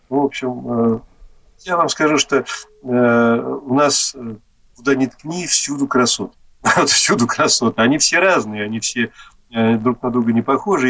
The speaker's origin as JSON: {"language": "Russian", "region": "Moscow", "country": "Russia", "tie": "born or raised there", "said": "я сам коренной москвич"}